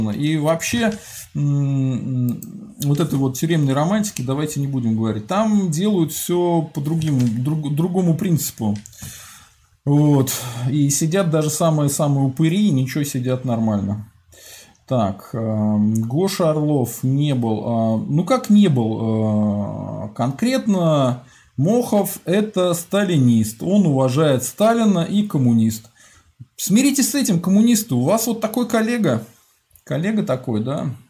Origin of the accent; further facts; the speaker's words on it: Skopin, Ryazan Oblast, Russia; Я сам родом из Скопина.